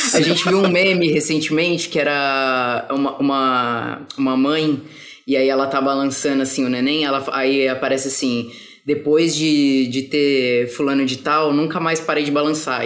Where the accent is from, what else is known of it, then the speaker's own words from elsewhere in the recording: São Paulo, Brazil; now in Rio de Janeiro, Brazil; eu sou de São Paulo, mas eu tô morando no Rio